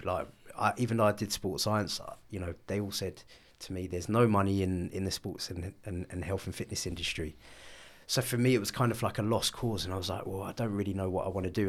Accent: London, United Kingdom; I grew up in North London.

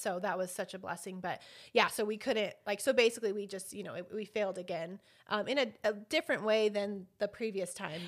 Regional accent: Albuquerque, New Mexico, United States; I was born and raised here in Albuquerque, well, East Mountains, but Albuquerque

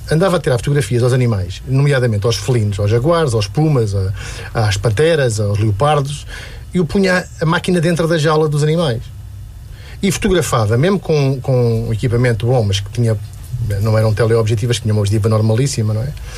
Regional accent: Lisbon, Portugal; also born or lived in Cela, Alcobaça; Eu, eu, eu nasci na cela, uh, mas fui criado basicamente em Lisboa

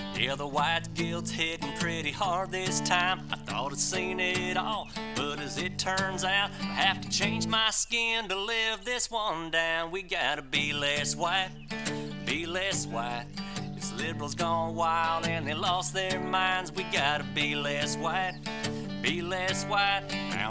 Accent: Mississippi, United States; Y'all, I'm from Mississippi.

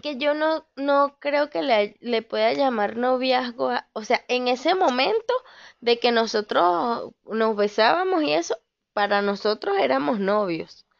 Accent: Valencia, Carabobo, Venezuela; moved away; de donde yo soy, en Santa Rosa, en Valencia, Venezuela

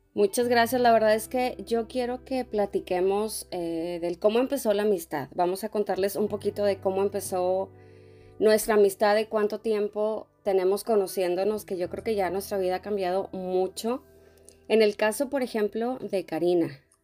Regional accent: Monterrey, Nuevo León, Mexico; moved away as an adult; desde Monterrey desde mi tierra

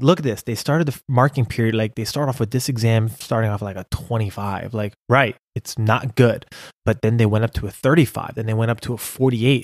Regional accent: United States

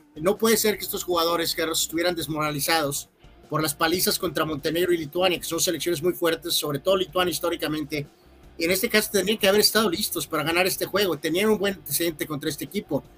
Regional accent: Mexico

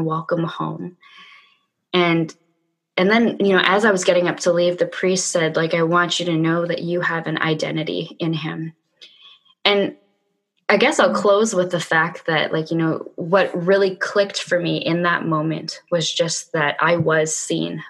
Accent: Vancouver, British Columbia, Canada; my hometown

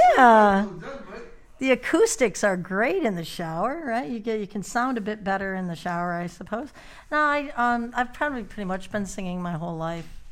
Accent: Marysville, Michigan, United States; now in Australia; I'm actually from Marysville, Michigan

